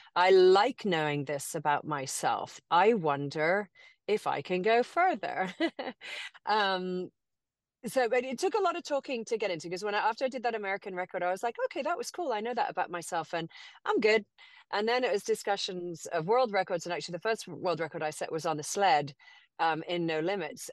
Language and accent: English; Cayman Islands; also born or lived in England; now in Austin, United States; born and raised in Grand Cayman, um, educated in England